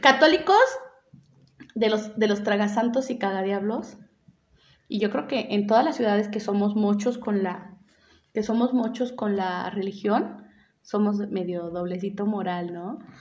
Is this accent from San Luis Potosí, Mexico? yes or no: yes; San Luis Potosí, Mexico; also born or lived in Rioverde, San Luis Potosí; yo nací en Río Verde y cuando tenía como siete años nos vinimos a vivir a San Luis.